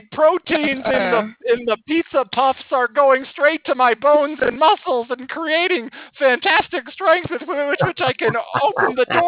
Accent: France; moved away as an adult; now in Stockholm, Sweden; I grew up in France and then moved up to Stockholm during a spring break in college.

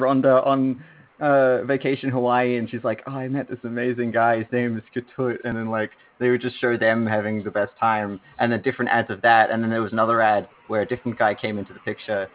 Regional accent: Australia; I was the only Australian on the call.

